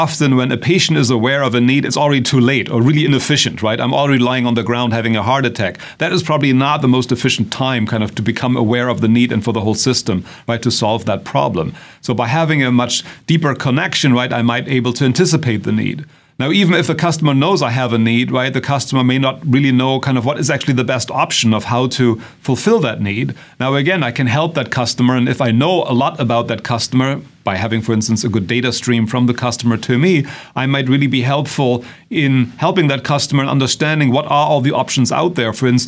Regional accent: Germany; accent: German; English is a second language; moved away as an adult; now in United States; as you will probably tell from our accents, we are both originally from Germany as well. But we've been in this country for a long time

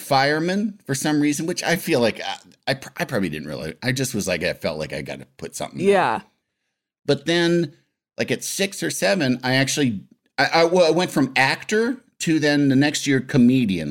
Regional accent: Illinois, United States; I'm from Illinois

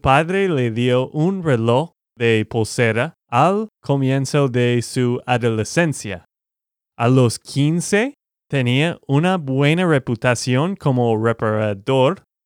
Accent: Texas, United States; de Texas, Estados Unidos

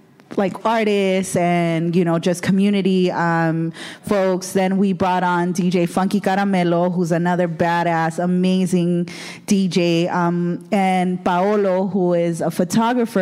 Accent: Guerrero, Mexico; also born or lived in Boyle Heights, Los Angeles; now in Los Angeles, United States; I'm from Guerrero

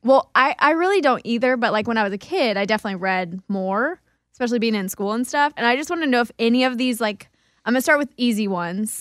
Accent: Kansas, United States; I grew up in Kansas

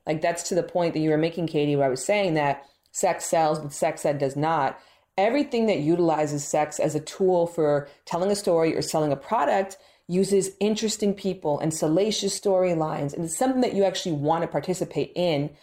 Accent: Toronto, Ontario, Canada; now in Los Angeles, United States; I'm actually from Toronto, Canada

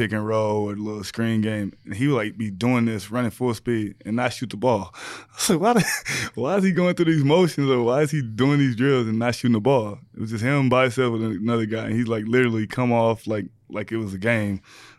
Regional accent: Tennessee, United States; now in Houston, United States; I grew up in Tennessee.

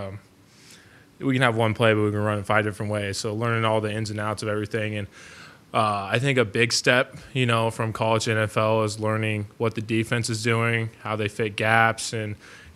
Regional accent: Nebraska, United States; moved away; growing up in Nebraska

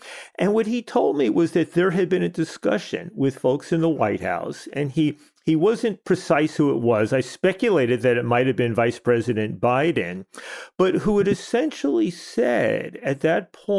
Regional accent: United States; as an American

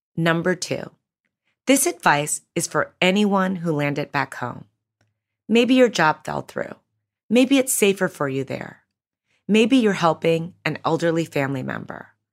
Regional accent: Chicago, Illinois, United States; I grew up in Chicago as the youngest of six to a single mom.

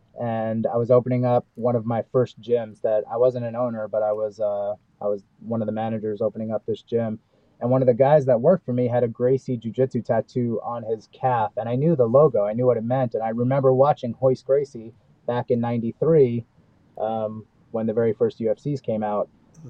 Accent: Brooklyn, New York, United States; Because growing up in Brooklyn, man, I was fighting kids when I was 4 years old. Like, it's in our blood. Like, we were just, you know, growing up in New York in the late 70s, early 80s

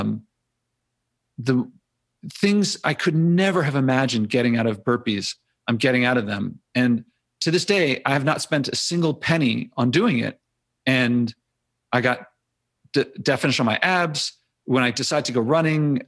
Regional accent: Philadelphia, Pennsylvania, United States; I grew up in Philly.

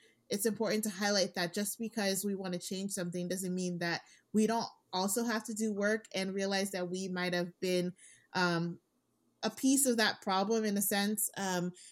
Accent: Nigeria; I'm Nigerian

